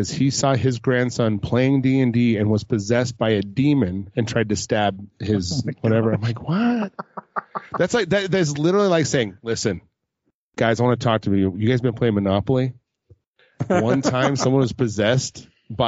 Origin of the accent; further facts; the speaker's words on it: Lehi, Utah, United States; I was born in Lehigh, like Lehigh, Utah, born and raised